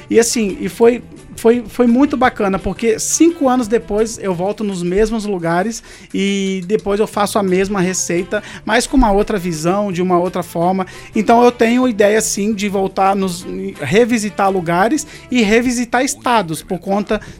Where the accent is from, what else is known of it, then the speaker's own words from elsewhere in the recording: Penedo, Brazil; Penedo é um lugar assim que eu amo, fui criado em Penedo, vou continuar morando em Penedo